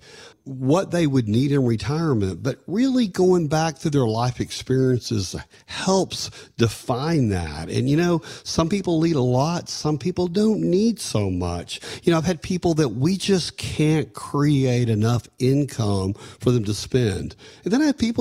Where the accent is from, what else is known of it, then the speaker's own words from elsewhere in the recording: Canyon, Texas, United States; growing up in Canyon, Texas